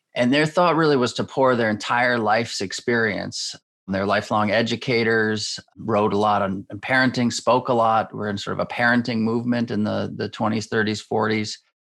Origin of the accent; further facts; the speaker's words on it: Schenectady, New York, United States; I grew up in Schenectady, New York